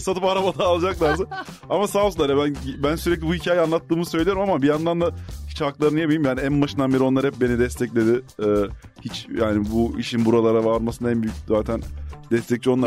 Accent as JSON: {"language": "Turkish", "region": "Ankara", "country": "Turkey", "tie": "born or raised there", "also_born_or_lived": "Prague", "said": "biz Ankaralıyız ikimiz de. Ee, aynı mahallede, aynı semtte."}